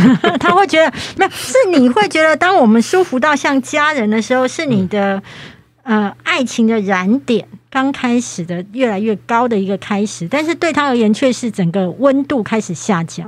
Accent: Kaohsiung, Taiwan; now in Taipei, Taiwan; 我是高雄人

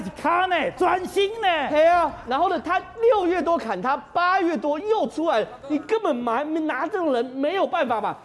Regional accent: Taiwan; 我们的台湾，我是台湾人

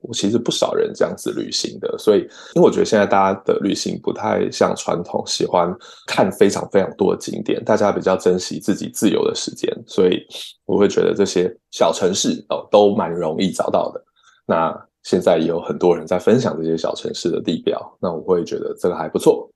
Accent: Taiwan; now in London, United Kingdom; 我们来自台湾

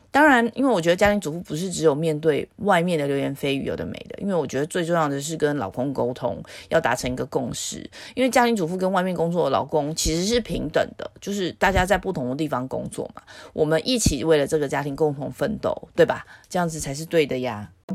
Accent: Taiwan; 我在自由民主的台湾出生

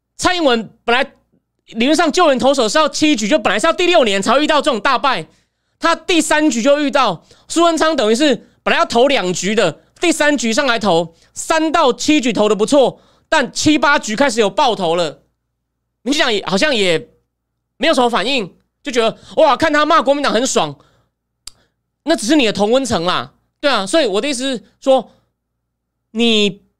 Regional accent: Taichung, Taiwan; 我外婆是杀戮人， 我在乌日念高中、国中六年，所以那地方我有点了解。 它离城市不远， 但相对还是乡下，只是没有到很乡下。 我， 我是台中人

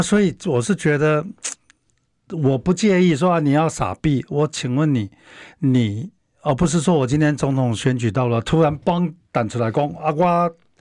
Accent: Taiwan; 像我小时候是一个农村家庭长大的小孩

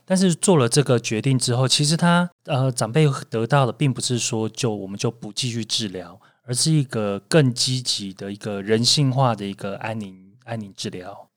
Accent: Taiwan

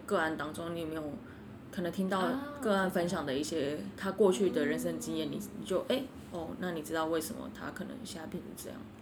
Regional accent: Kaohsiung, Taiwan; moved away; 我以前住，我以前，我是，我是高雄人

